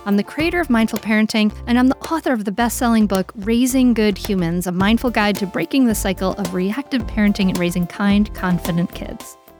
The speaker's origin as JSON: {"language": "English", "region": "Rhode Island", "country": "United States", "tie": "born or raised there", "said": "I grew up on Rhode Island"}